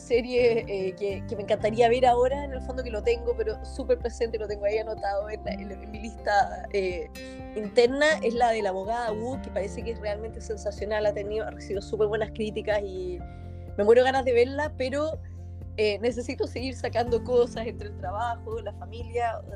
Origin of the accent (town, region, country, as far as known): Chile; moved away